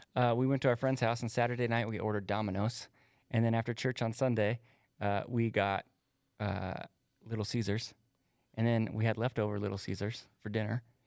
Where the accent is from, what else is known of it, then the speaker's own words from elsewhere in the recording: United States; I'm an American